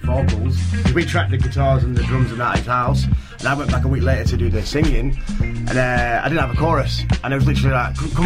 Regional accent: Preston, North West England, United Kingdom; now in Auckland, New Zealand; I'm from England, I'm from Northern England, a place called Preston, which is in between Manchester and Liverpool

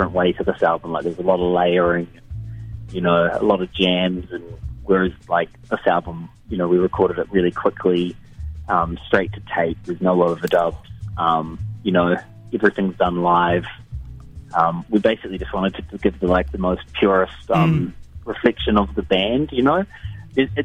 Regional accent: Dunedin, Otago, New Zealand; when I was growing up in Dunedin

